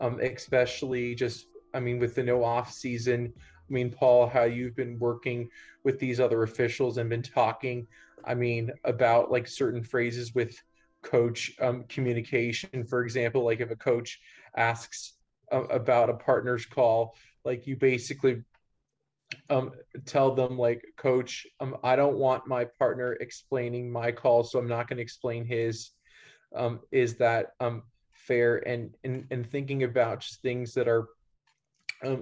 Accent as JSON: {"language": "English", "town": "Bethesda", "region": "Maryland", "country": "United States", "moved": "as an adult", "lives_now": "Hays, Kansas, United States", "said": "I'm originally from Bethesda, Maryland, which is right outside of the Washington, D.C. Area."}